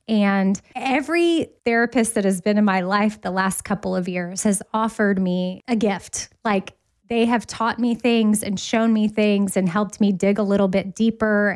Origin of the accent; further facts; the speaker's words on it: Austin, Texas, United States; now in Nashville, United States; Austin, which is my hometown, I would move back there because I currently live in Nashville